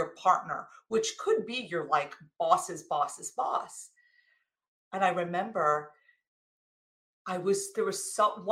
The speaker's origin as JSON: {"language": "English", "region": "New Jersey", "country": "United States", "said": "I came from New Jersey."}